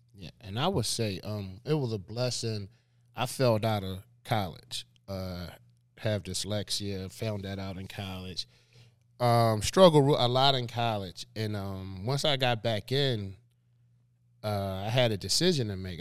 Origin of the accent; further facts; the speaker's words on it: Philadelphia, Pennsylvania, United States; born and raised in Philadelphia